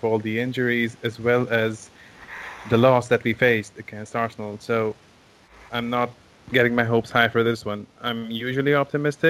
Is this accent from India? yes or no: yes; India; I am Indian, but not red Indian per se